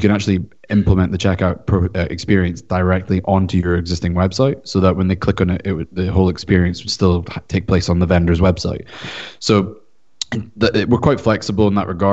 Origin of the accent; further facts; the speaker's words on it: Scotland, United Kingdom; now in California, United States; I'm from Scotland, so I actually currently reside in California